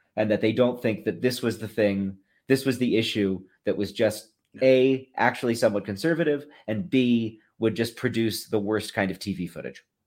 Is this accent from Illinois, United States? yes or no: no; Massachusetts, United States; I grew up in Massachusetts